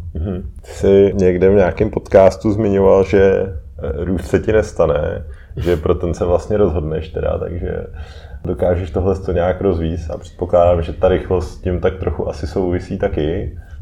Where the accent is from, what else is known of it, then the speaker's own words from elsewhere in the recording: Czechia; u nás v Čechách